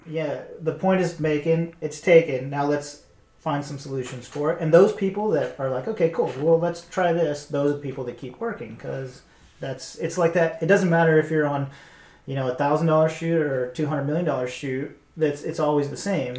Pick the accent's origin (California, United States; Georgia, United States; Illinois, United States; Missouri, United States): Georgia, United States; moved away; I come from Georgia